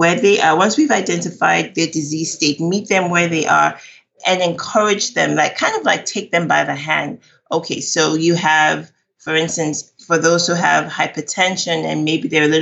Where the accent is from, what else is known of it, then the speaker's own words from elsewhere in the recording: Nigeria; now in Texas, United States; I'm Nigerian